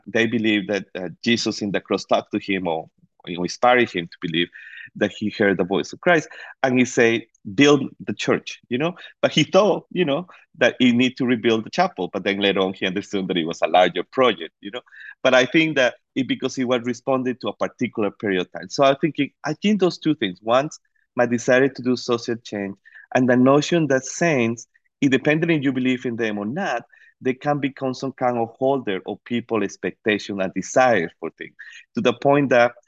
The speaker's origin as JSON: {"language": "English", "country": "Costa Rica", "tie": "born or raised there", "moved": "yes", "said": "I grew up in Costa Rica."}